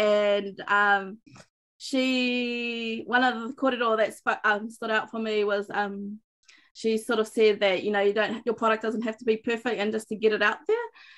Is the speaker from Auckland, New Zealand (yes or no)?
yes; Auckland, New Zealand; moved away as an adult; now in Far North, New Zealand; I was fortunate to grow up in Te Reo Māori and Kura Kaupapa in Auckland, in the big city